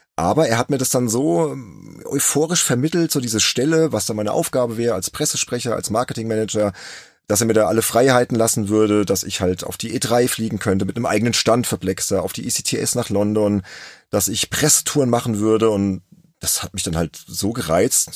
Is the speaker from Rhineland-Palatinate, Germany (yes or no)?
yes; Worms, Rhineland-Palatinate, Germany; ein gebürtiger Wormser, ja, genauso wie ich